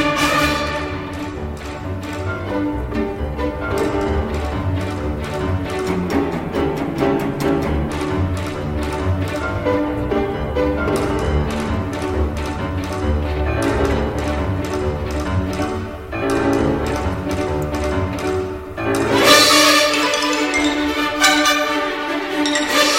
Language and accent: English; England, United Kingdom; we're English, aren't we? Well, I am